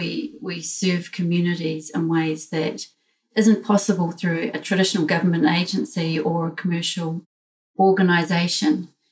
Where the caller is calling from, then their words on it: Wellington, New Zealand; So I'm joining from Wellington, which is the capital city of New Zealand.